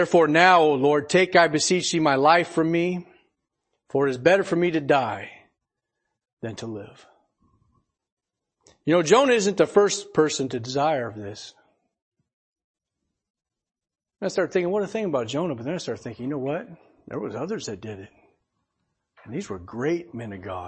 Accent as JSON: {"language": "English", "town": "Portland", "country": "United States", "tie": "born or raised there", "said": "I grew up over in Portland."}